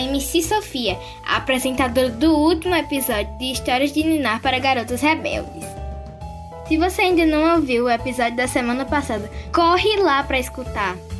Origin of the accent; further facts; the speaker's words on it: Currais Novos, Rio Grande do Norte, Brazil; sou de Currais Novos e tenho 10 anos